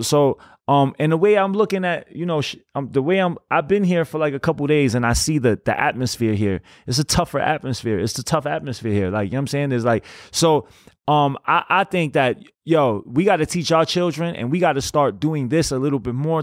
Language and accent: English; New York, United States; I'm, I'm from New York